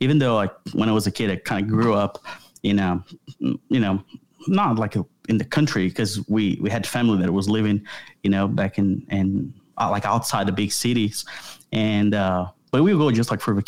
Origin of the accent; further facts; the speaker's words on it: São Paulo, Brazil; English is a second language; moved away as an adult; now in Pulaski, United States; living in Brazil, I was born in São Paulo, which is the biggest city in the country